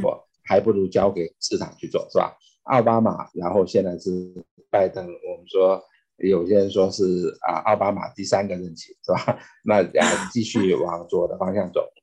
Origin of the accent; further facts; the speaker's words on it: China; moved away as an adult; now in United States; 我是中国出生长大，啊，但是二，啊，一，一九九二年来美国三十年前，啊，是美籍华人